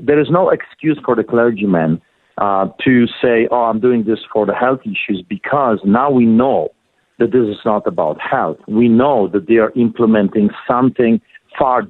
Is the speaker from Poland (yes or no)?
yes; Poland; now in Calgary, Canada; in 1981, growing up in Poland, I witnessed the solidarity movement